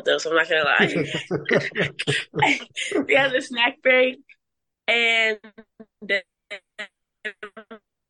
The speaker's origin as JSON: {"language": "English", "town": "Plainfield", "region": "Illinois", "country": "United States", "tie": "born or raised there", "said": "I'm from Plainfield, Joliet area."}